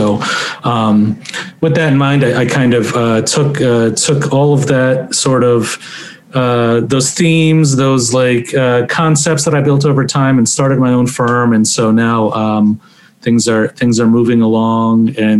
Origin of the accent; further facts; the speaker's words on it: Iran; So I'm ethnically Azerbaijani from Iran. So, you know, I'm ethnic minority within a diaspora group, right?